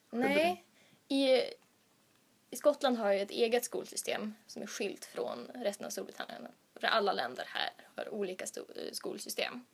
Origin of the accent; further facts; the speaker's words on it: Sweden; moved away as an adult; now in Uppsala, Sweden; Från början så kommer jag från Göteborgs stift